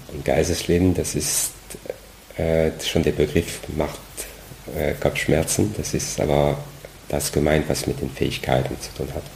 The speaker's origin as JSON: {"language": "German", "country": "France", "second_language": "German", "moved": "as an adult", "lives_now": "Germany", "said": "eigentlich komme ich aus Frankreich, deswegen dieser komische Name"}